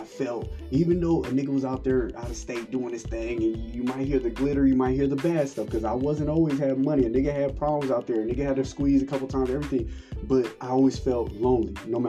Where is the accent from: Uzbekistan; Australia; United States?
United States; California; moved away; I'm from California